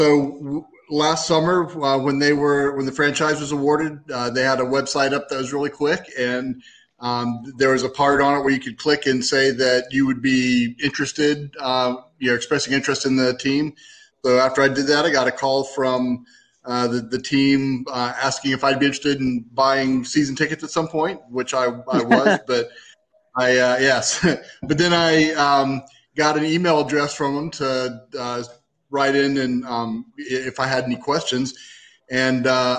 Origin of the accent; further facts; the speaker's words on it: East Coast, United States; moved away as an adult; now in San Diego, United States; I grew up on the East Coast and hadn't come out here